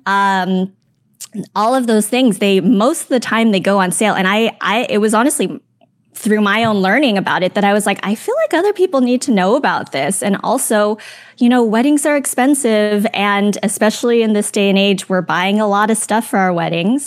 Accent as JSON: {"language": "English", "town": "Los Angeles", "region": "California", "country": "United States", "said": "I'm from the Los Angeles area"}